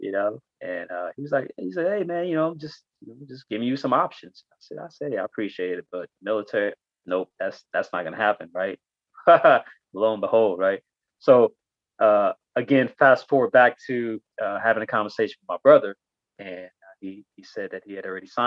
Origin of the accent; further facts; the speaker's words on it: Inglewood, California, United States; also born or lived in Ibadan, Nigeria / New York / Las Vegas; I spent my elementary school years, junior high school years, and my high school years in the city of Inglewood, California